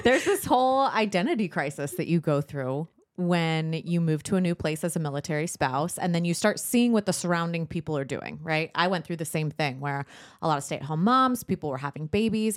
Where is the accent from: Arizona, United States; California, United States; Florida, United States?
California, United States; San Diego; moved away as an adult; also born or lived in Dothan, Alabama; I was born and raised in San Diego